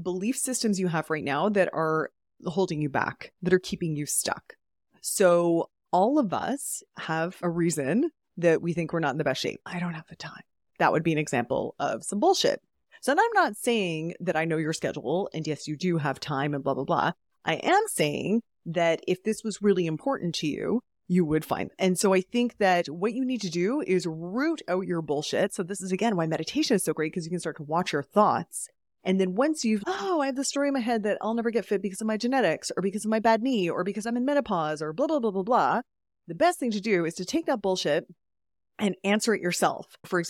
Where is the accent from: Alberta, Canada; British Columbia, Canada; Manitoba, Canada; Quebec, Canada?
Alberta, Canada; Calgary; Oh, all over Canada, but Calgary, Alberta.